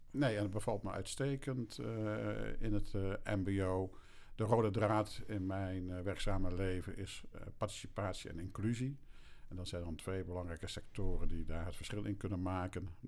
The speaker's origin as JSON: {"language": "Dutch", "town": "Erika", "region": "Drenthe", "country": "Netherlands", "tie": "born there", "said": "Ik ben geboren in Erika. Drenthe. Zuidoost-Drenthe."}